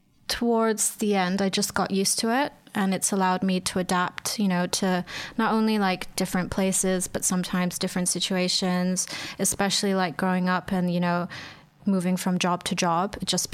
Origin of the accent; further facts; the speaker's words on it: Shanghai, China; because I grew up in Shanghai, obviously the dialect there is Mandarin.